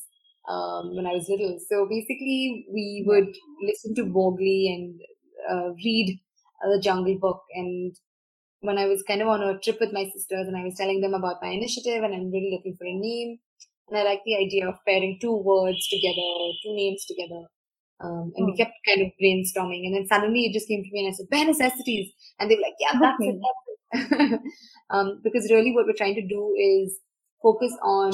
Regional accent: Bangalore, Karnataka, India; I grew up in Bangalore.

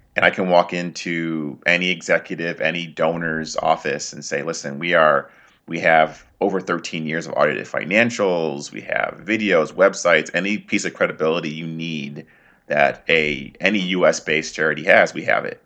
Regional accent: United States; I was born and raised here in the U.S.

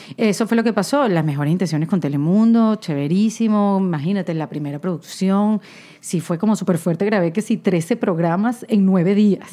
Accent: Venezuela; now in United States; yo soy de Venezuela, que queda al lado de Colombia

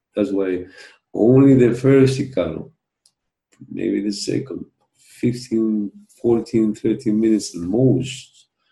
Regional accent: Peru; i come from Peru.

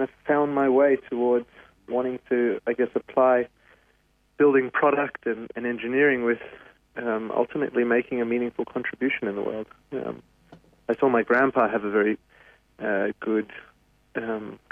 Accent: Sydney, New South Wales, Australia; I grew up here in the North Shore of Sydney

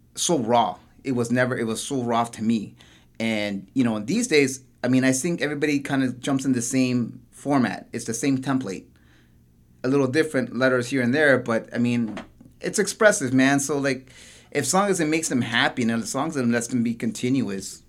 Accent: Toronto, Ontario, Canada; I'm originally from Parkdale

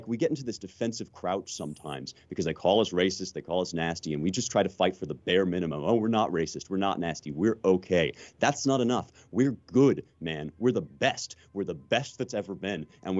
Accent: United States; as much as I'm a patriot, as much as I am an American who loves his country, one of the things that makes me love the country so deeply

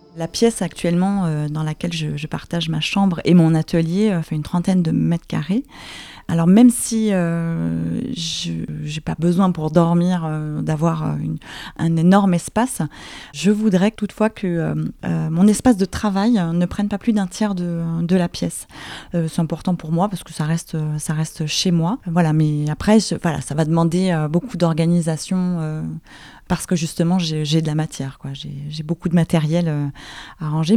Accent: Paris, Île-de-France, France; je suis parisienne et je vis à Paris

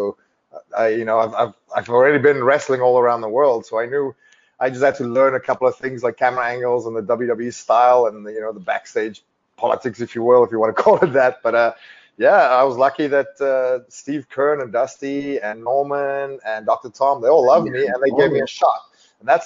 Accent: South Africa; growing up in South Africa

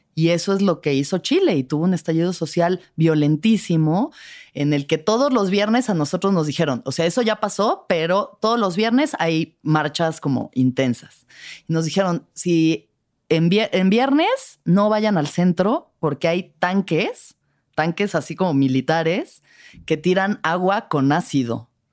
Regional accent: Mexico; no soy intensa, soy mexicana. Soy mexicana.

